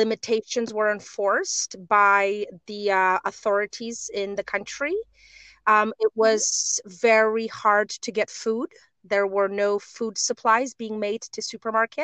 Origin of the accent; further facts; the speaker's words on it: Warsaw, Masovian Voivodeship, Poland; moved away as an adult; also born or lived in Uzbekistan / China / Konstancin; I am a woman from Poland, born and raised in Warsaw